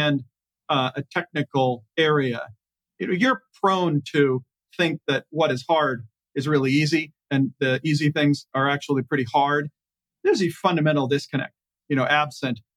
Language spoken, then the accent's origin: English; United States; we as American taxpayers